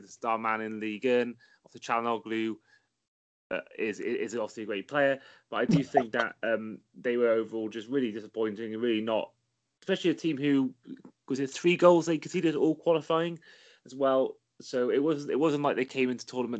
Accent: Wales, United Kingdom; as a Welshman myself

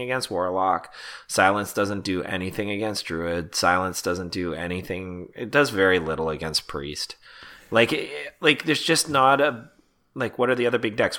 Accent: Canada; As a Canadian

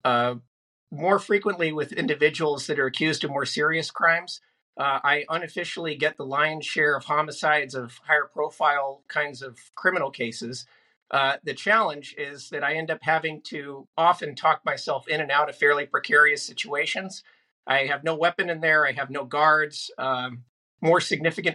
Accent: Northern California, United States; I grew up in Northern California.

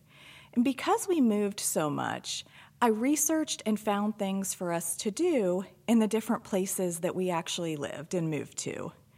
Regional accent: Virginia, United States; also born or lived in Florida, United States; I was born in Florida, and we moved when I was young, so I actually grew up for most of my life in Virginia. As an adult, my husband's career moved us all over the East Coast.

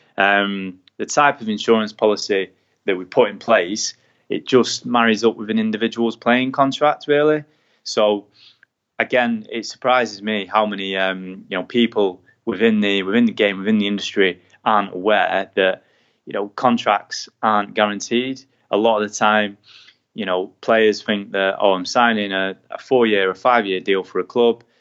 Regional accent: England, United Kingdom; being an English man in America

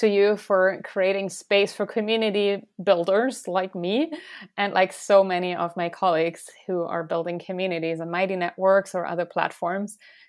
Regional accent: Stuttgart, Baden-Württemberg, Germany; And when she arrived in the place where ultimately I grew up around Stuttgart, the southwest of Germany, she didn't have something that she called home, right?

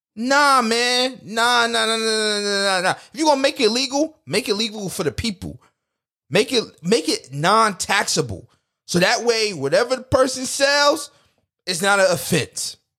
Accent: United States; as a people, as American people, we're very artistic people

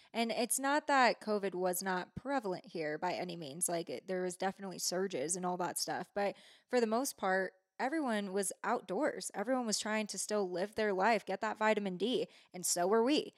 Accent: San Francisco Bay Area, California, United States; moved away as an adult; now in Truckee, United States; I grew up in the Bay

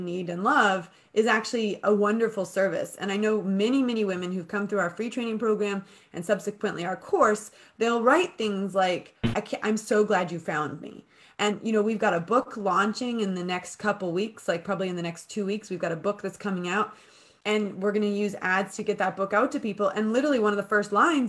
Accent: United States; now in United Kingdom; I'm American and I own a business in the UK

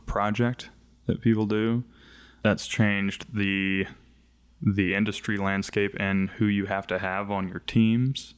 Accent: the South, United States; growing up in the South as a, on, on the more progressive side

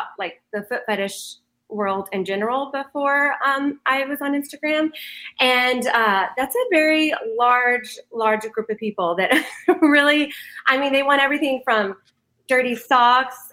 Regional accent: Dallas, Texas, United States; the DFW area, the whole metro, like all around the metroplex. Grew up.

